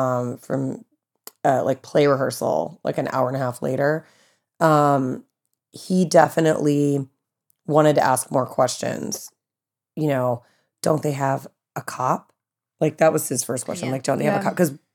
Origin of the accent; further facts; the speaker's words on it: the South, United States; Like growing up in the South, it's horrible. It's horrible. But it's like growing up in the South, how we had all the tornado drills and nobody in California ever had those.